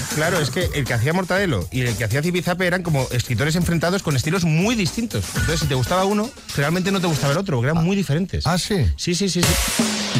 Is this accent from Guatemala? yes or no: no; Móstoles, Community of Madrid, Spain; yo de pequeño vivía en Móstoles, en una casa de 80 metros cuadrados